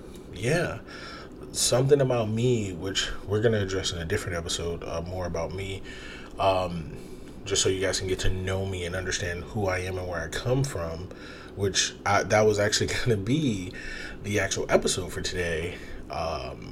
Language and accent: English; Toledo, Ohio, United States; I'm from Toledo